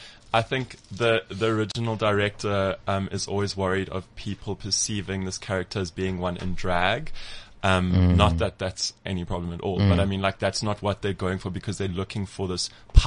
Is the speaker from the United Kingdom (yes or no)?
yes; London, United Kingdom; I'm originally from East London.